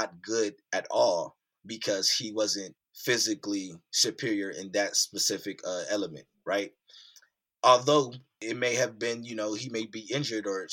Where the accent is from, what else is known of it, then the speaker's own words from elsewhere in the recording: Youngstown, Ohio, United States; I grew up in Youngstown, Ohio, which is Northeast Ohio, USA